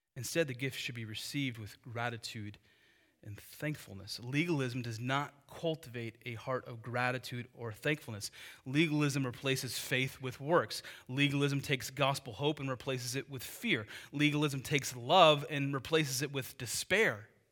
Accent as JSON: {"language": "English", "country": "United States", "said": "the freedom we have as Americans"}